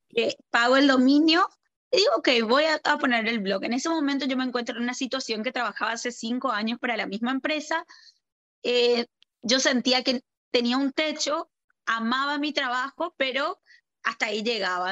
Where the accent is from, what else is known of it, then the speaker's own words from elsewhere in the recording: Paraguay; also born or lived in Argentina / Buenos Aires; yo primero que nada soy argentina, eh, vivo en Paraguay, donde estoy actualmente, donde estamos hablando, desde donde estamos hablando. Y eh, me formé acá en el colegio, hice todo el colegio